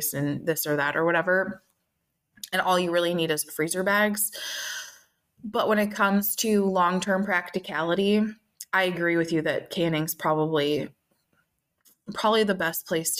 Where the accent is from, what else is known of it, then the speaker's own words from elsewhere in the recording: Minnesota, United States; I'm from Minnesota, and that's where Spam came from